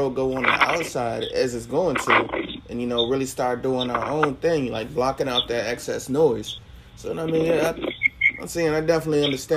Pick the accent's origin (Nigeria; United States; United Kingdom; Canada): United States; South Carolina; as a kid myself growing up in South Carolina